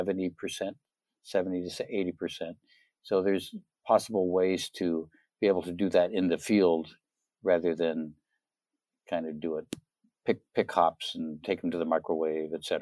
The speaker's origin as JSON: {"language": "English", "region": "Oregon", "country": "United States", "also_born_or_lived": "Minnesota", "moved": "yes", "lives_now": "Tennessee, United States", "said": "I'm from Oregon originally"}